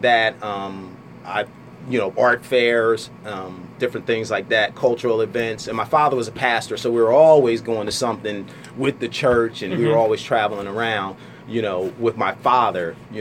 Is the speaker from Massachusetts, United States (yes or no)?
no; Bound Brook, New Jersey, United States; also born or lived in Trenton, New Jersey; I grew up in Bound Brook. We moved from Trenton. I was in the second grade when we moved from Trenton